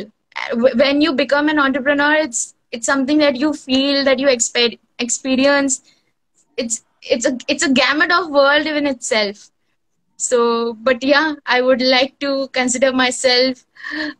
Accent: Kolkata, West Bengal, India; I am from India, Kolkata

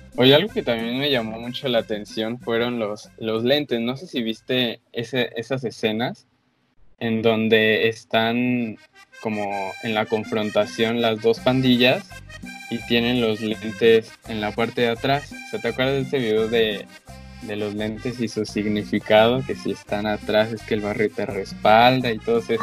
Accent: Mexico; como mexicano

